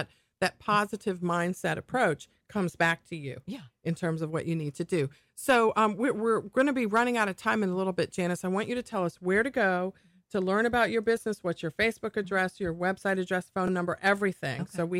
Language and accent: English; New Carrollton, Maryland, United States; That's nice. My hometown. Great place.